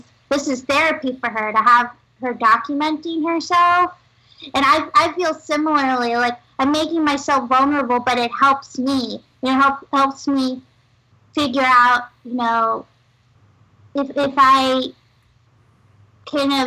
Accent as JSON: {"language": "English", "town": "New York City", "region": "New York", "country": "United States", "tie": "born or raised there", "said": "I grew up in Manhattan"}